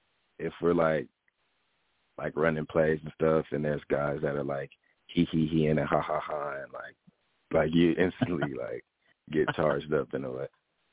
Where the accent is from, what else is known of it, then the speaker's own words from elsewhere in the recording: New Orleans, Louisiana, United States; Probably like a Cajun, like Alfredo pasta with like crawfish tails in it, because we're from New Orleans.